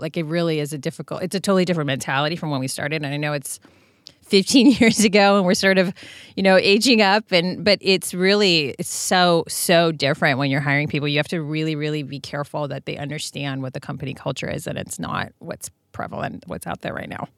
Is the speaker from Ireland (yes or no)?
no; Serbia; moved away; growing up in Serbia, my grandmothers made everything